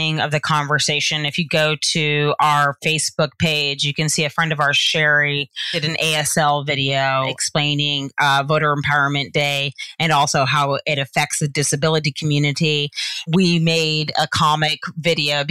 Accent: Georgia, United States; accent: Southern; I'm from the South, Georgia

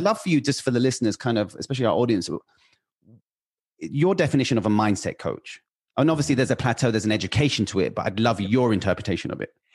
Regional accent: United Kingdom; now in Los Angeles, United States; I'm British. I live in Los Angeles

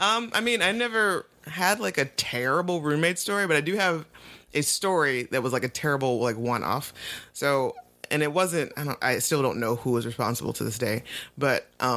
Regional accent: Toledo, Ohio, United States; moved away; I leave to go home to Toledo for Christmas break

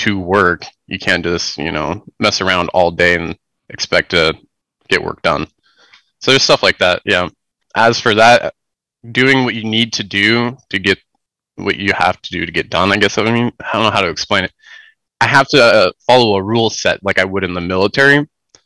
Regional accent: United States; I'm from the United States. I'm on the West Coast

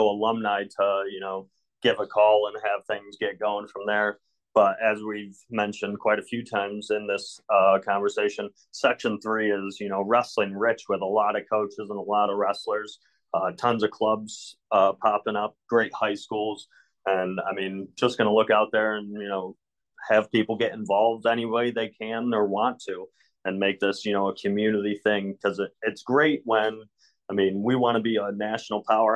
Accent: Windsor, New York, United States; moved away as an adult; also born or lived in Tampa, Florida / Adrian, Michigan / Oneonta, New York; I grew up in Windsor

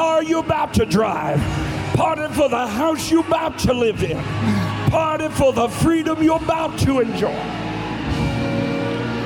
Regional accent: Buck Creek, United States; I'm from Buck Creek

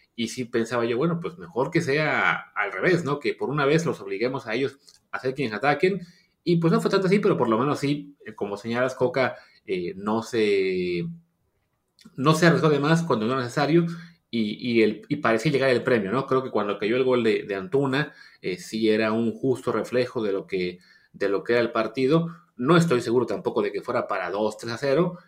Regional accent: Mexico; nuestra forma de ser como mexicanos

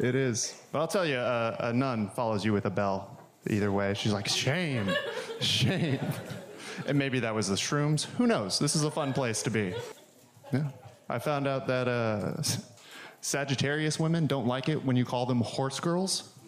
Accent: the Bible Belt, United States; now in Portland, United States; I grew up in the Bible Belt

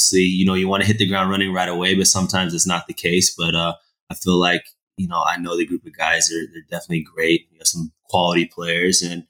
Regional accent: Texas, United States; I'm from Texas, man. Texas is American football country. So I grew up playing football, American football.

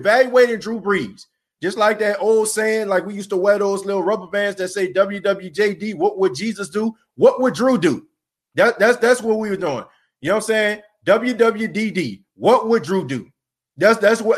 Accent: New Orleans, Louisiana, United States; my hometown

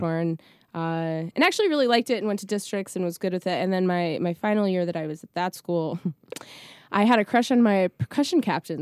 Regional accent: Scranton, Pennsylvania, United States; moved away; a bulk of my childhood, childhood was in, uh, northeastern Pennsylvania in, like, the Scranton Dunmore area

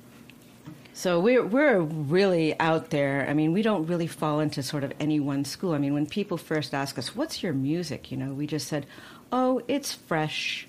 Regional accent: Coronado, California, United States; I was born in Coronado and on an island

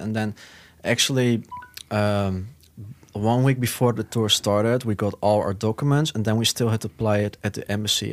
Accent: Netherlands; From the Netherlands.

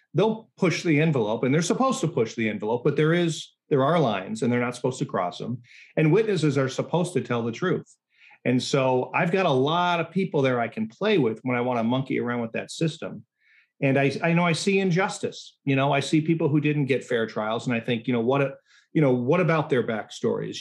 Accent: Chicago suburbs, Illinois, United States; I'm not from the south side. I grew up in the suburbs

